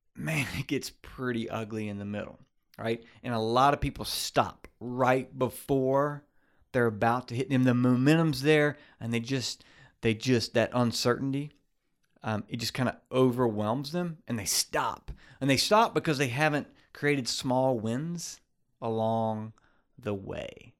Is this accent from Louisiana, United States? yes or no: yes; Baton Rouge, Louisiana, United States; grew up in Baton Rouge, grew up with in Baton Rouge